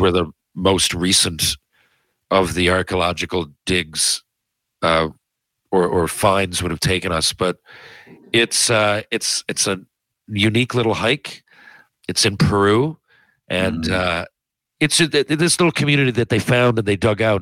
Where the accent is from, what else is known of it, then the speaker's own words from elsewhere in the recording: Newfoundland and Labrador, Canada; I am from Newfoundland